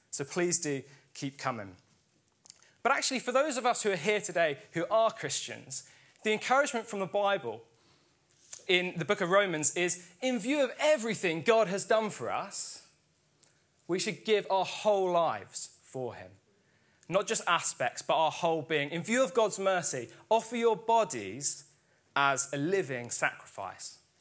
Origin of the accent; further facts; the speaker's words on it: Sussex, South East England, United Kingdom; my home church growing up in Sussex